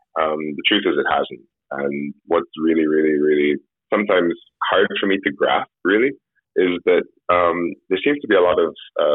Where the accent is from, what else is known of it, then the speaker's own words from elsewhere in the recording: Jamaica; I'm Jamaican, but British parentage